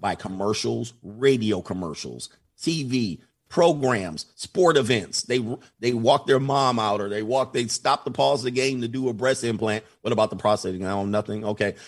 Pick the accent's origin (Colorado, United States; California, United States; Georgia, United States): California, United States; Southern; I grew up in Southern California